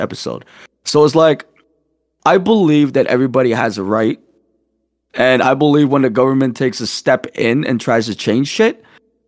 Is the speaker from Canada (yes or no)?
yes; Canada; as a Canadian